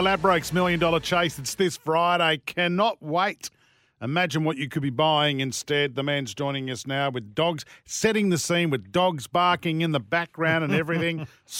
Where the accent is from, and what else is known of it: Yagoona, New South Wales, Australia; born or raised there